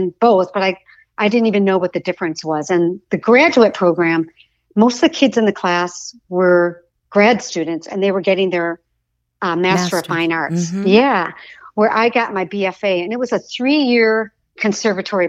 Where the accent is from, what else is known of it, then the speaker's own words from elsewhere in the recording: Grand Rapids, Michigan, United States; also born or lived in New York City; now in Los Angeles, United States; I grew up in Grand Rapids, Michigan, in the Midwest